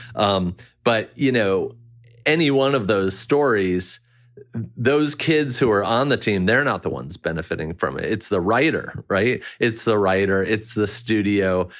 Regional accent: Maryland, United States; it was like a two-year sliver where I grew up in Maryland

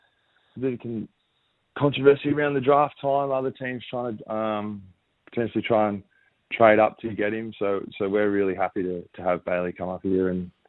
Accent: New South Wales, Australia; growing up in New South Wales, not really understanding how big AFL footy was in Victoria and those AFL states.

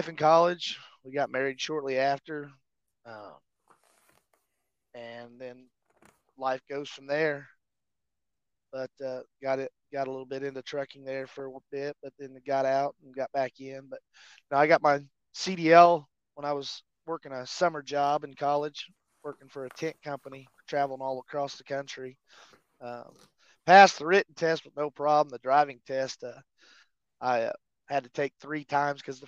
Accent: Greensburg, Indiana, United States; I grew up in a little small town in southeast Indiana called Greensburg

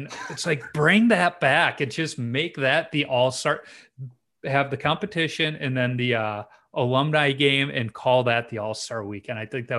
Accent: Chicago, Illinois, United States; I grew up in Chicago.

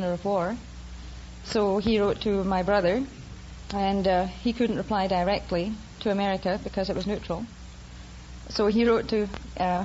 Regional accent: Isle of Man; moved away; I was born in the Isle of Man.

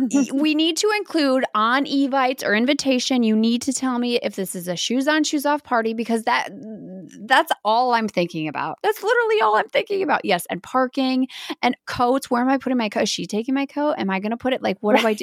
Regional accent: Baraboo, Wisconsin, United States; I am from Bear Brook, Wisconsin

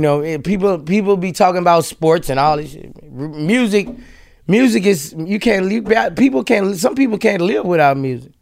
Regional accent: Louisiana, United States; in Louisiana, like, I was raised there

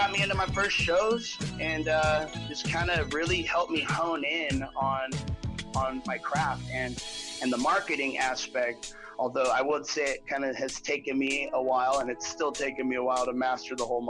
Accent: Los Osos, California, United States; also born or lived in Lompoc, California; I have a couple places I call my hometown, so Los Sosos being one of them. It's where I went to school, it's where I grew up.

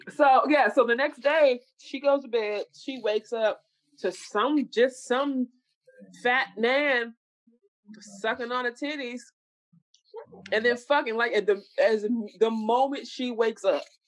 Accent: Dallas, Texas, United States; We are all from Dallas.

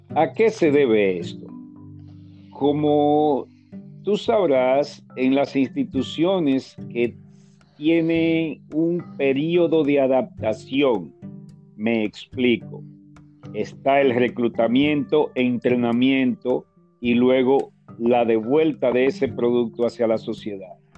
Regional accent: Santo Domingo, Distrito Nacional, Dominican Republic; el lugar de nacimiento es la capital

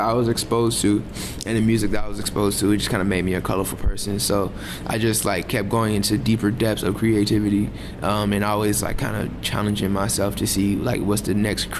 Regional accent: Los Angeles, California, United States; I'm from South Central Los Angeles

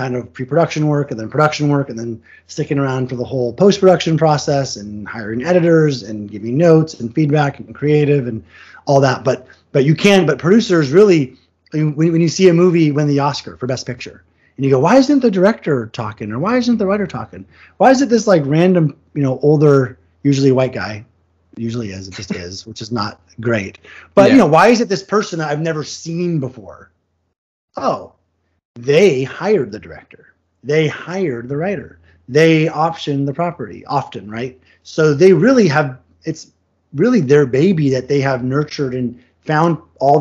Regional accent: Vashon, Washington, United States; now in Los Angeles, United States; my hometown of Vashon

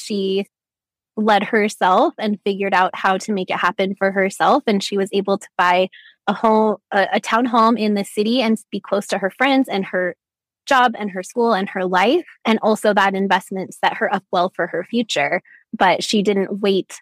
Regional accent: Utah, United States; I was born and raised in Utah

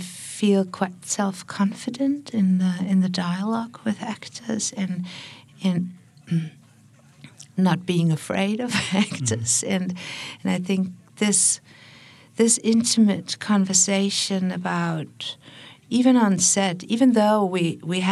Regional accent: Berlin, Germany; I'm from Berlin

